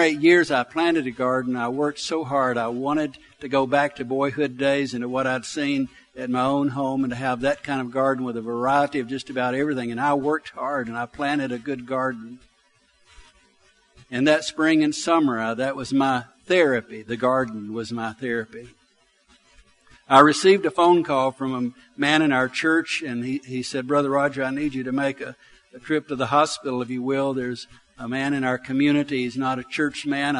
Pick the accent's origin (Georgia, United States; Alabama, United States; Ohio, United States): Alabama, United States; Arab; I grew up in Arab, Alabama. I grew up in the country.